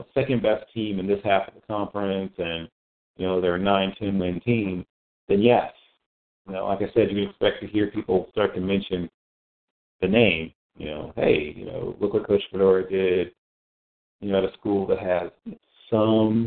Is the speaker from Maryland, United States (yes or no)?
no; Virginia, United States; back to my home state